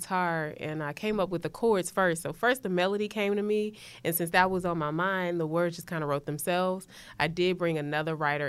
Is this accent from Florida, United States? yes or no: no; Houston, Texas, United States; moved away as an adult; also born or lived in New Orleans; now in Atlanta, United States; I'm from here. I'm from Houston.